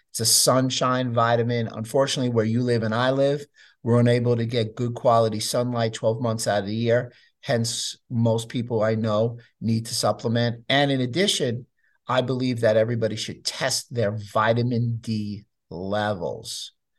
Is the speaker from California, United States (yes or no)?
no; New York City, New York, United States; I grew up in New York City